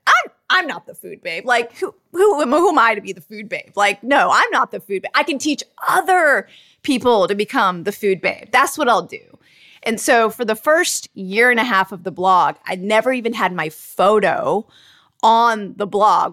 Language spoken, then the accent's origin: English; Charlotte, North Carolina, United States; I was, like, one of the only Indian families, like, growing up in Charlotte, North Carolina on my block in my school